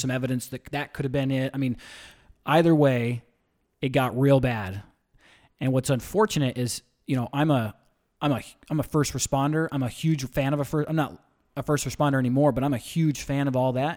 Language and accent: English; St. George, Utah, United States; moved away; Originally, I'm from a small town, Saint George, Utah. was small when I grew up